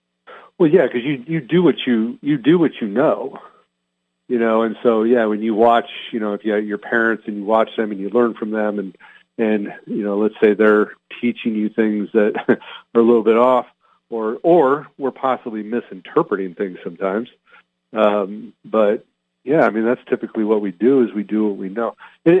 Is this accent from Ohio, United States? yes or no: no; Hacienda Heights, California, United States; also born or lived in Montebello / Pennsylvania; And I was born in Southern California, Montebello. We lived in Hacienda Heights. And then when I was like in fourth grade, we moved to Northern California.